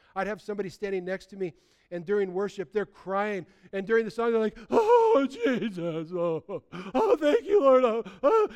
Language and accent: English; United States; when I grew up as a kid